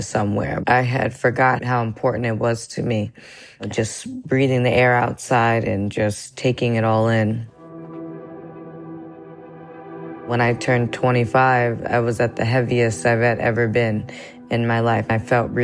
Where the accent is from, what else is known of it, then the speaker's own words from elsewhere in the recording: Somerville, New Jersey, United States; now in Newark, United States; I'm in Newark, New Jersey. I'm originally from Somerville, New Jersey, which is about 30 minutes south